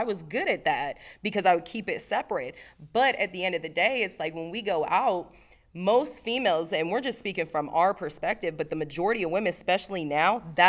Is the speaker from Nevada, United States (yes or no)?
yes; Las Vegas, Nevada, United States; Oh, I grew up in Vegas.